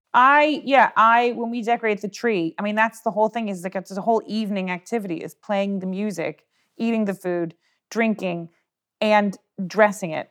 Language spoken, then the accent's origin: English; United States; as an American